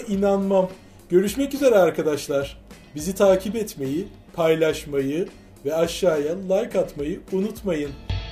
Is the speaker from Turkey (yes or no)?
no; Constanța, Constanța County, Romania; ben Köstenceliyim